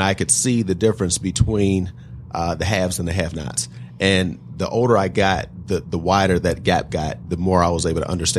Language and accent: English; Detroit, Michigan, United States; I'm actually proud to say not only that I was born in Detroit, but on the east side of Detroit, and that I was on welfare when I was younger.